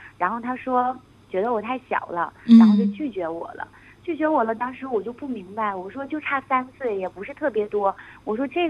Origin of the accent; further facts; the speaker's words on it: Northeast China, China; moved away as an adult; now in United Kingdom; 我我是东北的人